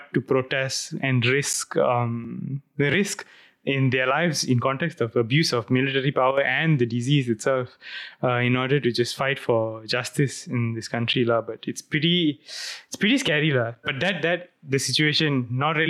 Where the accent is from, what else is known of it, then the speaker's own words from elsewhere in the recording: Malaysia; as a Malaysian